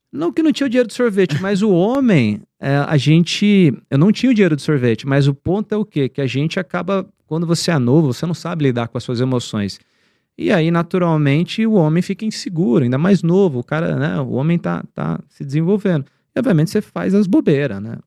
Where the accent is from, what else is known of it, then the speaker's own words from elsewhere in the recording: Campo Grande, Mato Grosso do Sul, Brazil; moved away as an adult; now in São Paulo, Brazil; da minha cidade lá, onde eu nasci, que é Campo Grande